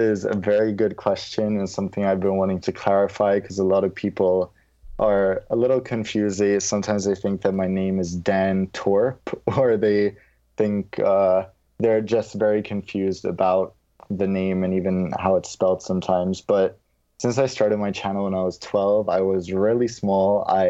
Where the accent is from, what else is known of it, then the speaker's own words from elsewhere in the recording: London, United Kingdom; accent: American; moved away; And that's also how I developed my American accent once I left the UK, where I had a British accent. And as I grew up, this is now how I sound. But growing up in London